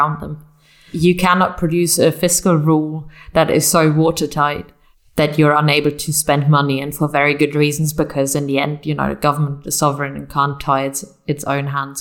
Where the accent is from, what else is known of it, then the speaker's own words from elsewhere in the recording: Munich, Bavaria, Germany; I come from Munich, which some of your listeners may know because of the Oktoberfest